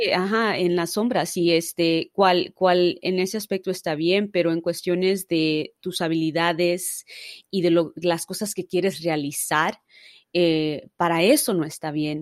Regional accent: Los Angeles, California, United States; nací, crecí en Los Ángeles, California

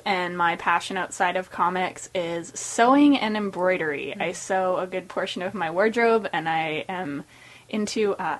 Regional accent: rural Ontario, Canada; Growing up in Ontario and rural Ontario

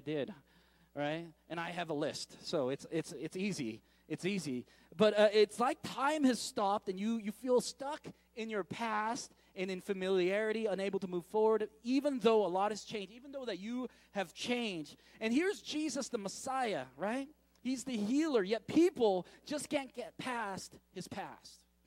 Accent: San Francisco, California, United States; moved away; going back to San Francisco. I, uh, when I go back to my hometown

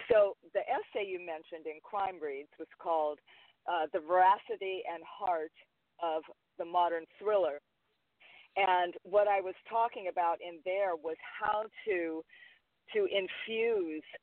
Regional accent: Hawaii, United States; even though I'm Hawaiian

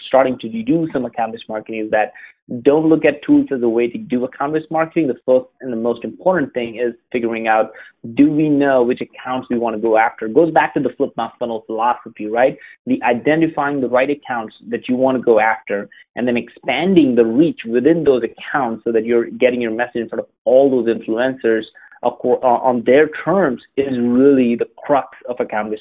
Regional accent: Atlanta, Georgia, United States; Atlanta, which is my hometown

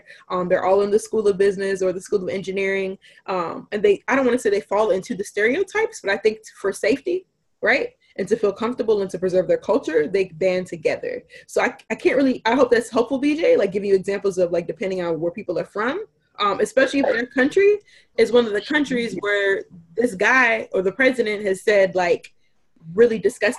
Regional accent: United Kingdom; born there; No, I was born in the United Kingdom.

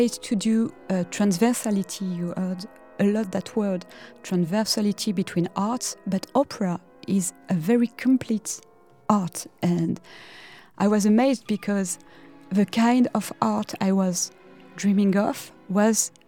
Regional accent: Parisian suburb, Île-de-France, France; I was born in 1982 in the Parisian suburb

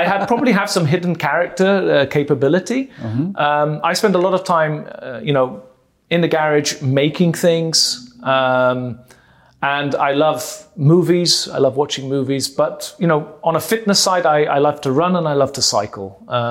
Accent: Malta; accent: British accent; now in Germany; And but I grew up in Malta, born in Malta. Most of my family is Maltese.

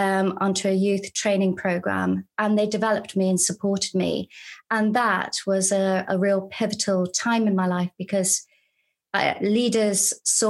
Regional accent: Ireland; moved away; also born or lived in United Kingdom; growing up in Ireland in this, you know, beautiful part of the world

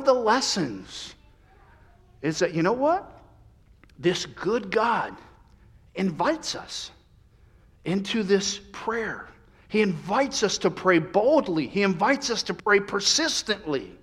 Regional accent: Central Florida, United States; moved away; I grew up in Central Florida

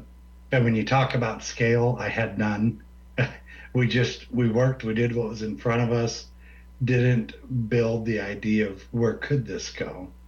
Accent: Nebraska, United States; I grew up in Raska on a farm town as a young teenager.

